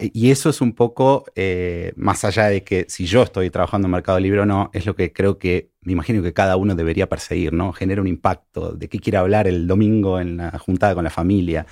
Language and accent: Spanish; Argentina; now in Mexico; soy, argentino